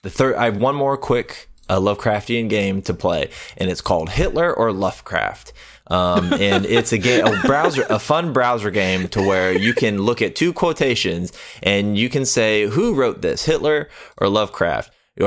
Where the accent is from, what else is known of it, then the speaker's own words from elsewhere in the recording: Texas, United States; I'm from Texas. We know. You told us.